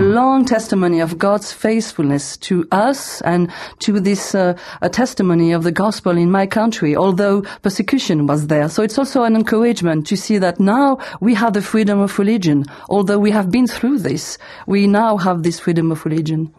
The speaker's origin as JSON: {"language": "English", "country": "France", "also_born_or_lived": "south of France", "said": "I'm from France"}